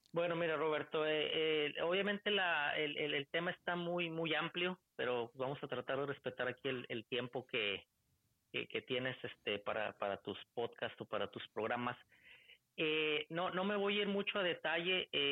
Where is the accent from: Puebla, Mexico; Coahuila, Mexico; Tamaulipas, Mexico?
Coahuila, Mexico; Torreón; moved away as an adult; also born or lived in Ciudad Juárez / Tennessee; now in Michigan, United States; Yo soy originario de Torreón, Coahuila, ciudad del norte de, México